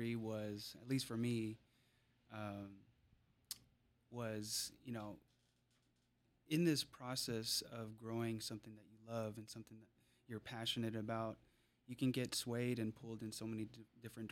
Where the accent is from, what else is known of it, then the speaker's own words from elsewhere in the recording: Seattle, Washington, United States; I grew up bouncing around South Seattle, splitting time between Beacon Hill and Tukwila.